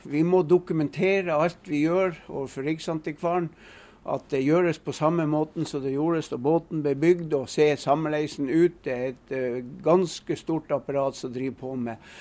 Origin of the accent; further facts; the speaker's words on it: Kjelbotn, Nordland, Norway; Jeg er født og oppvokst i Kjellbotn og bor i dag i Kjellbotn